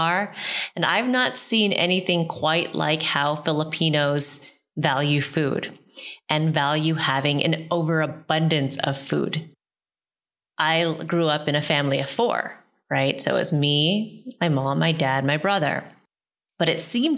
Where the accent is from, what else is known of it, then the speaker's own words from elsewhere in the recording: United States; being a daughter of immigrants in the U.S.